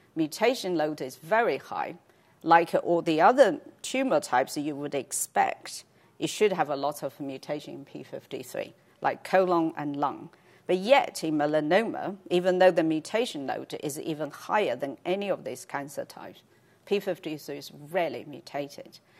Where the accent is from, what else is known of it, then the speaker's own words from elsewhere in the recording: China; moved away; I grew up in China